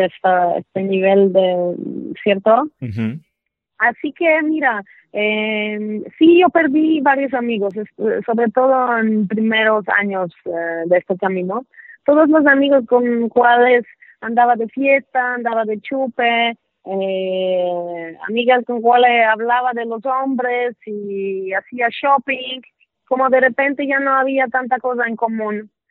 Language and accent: Spanish; Poland; Spanish is a second language; moved away; also born or lived in New York / Mexico City; soy polaca